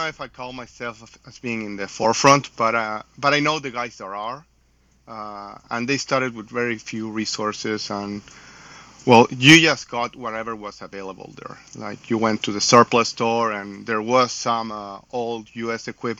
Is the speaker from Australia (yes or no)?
no; Chile; I come from Chile, South America.